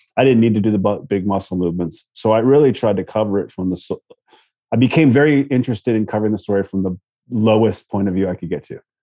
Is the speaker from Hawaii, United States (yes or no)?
no; Virginia Beach, Virginia, United States; I knew Virginia Beach. I was from Virginia Beach